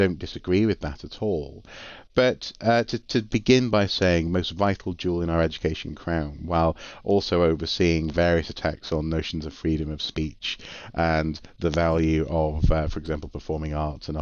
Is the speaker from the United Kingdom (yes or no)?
yes; North Wales, United Kingdom; also born or lived in Durham; I'm from North Wales.